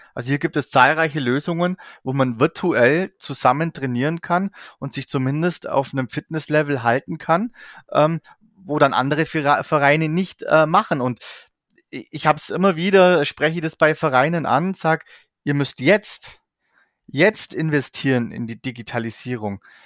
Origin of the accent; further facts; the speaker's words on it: Allgäu, Bavaria, Germany; ich komme aus dem Allgäu